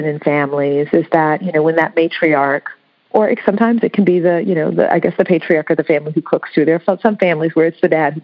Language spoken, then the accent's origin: English; United States; first language English; I'm American, but when I, here I'm a Black American